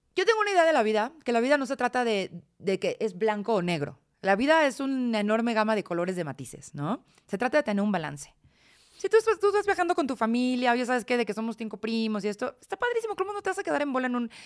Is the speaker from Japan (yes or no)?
no; Celaya, Guanajuato, Mexico; moved away as an adult; yo crecí en Celaya